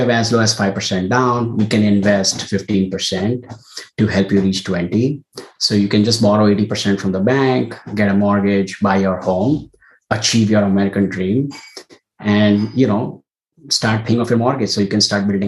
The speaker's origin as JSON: {"language": "English", "country": "India", "tie": "born or raised there", "moved": "as an adult", "lives_now": "United States", "said": "I was born and raised in India and came to the US for grad school"}